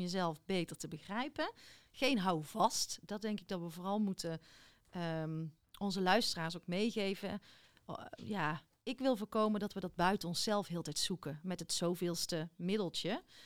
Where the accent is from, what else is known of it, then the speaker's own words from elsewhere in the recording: Biezenmortel, North Brabant, Netherlands; ik kom uit Biezenmortel, tenminste daar liggen mijn roots, mijn lage schoolperiode